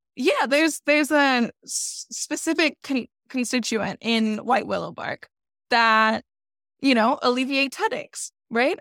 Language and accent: English; Florida, United States; I grew up in Florida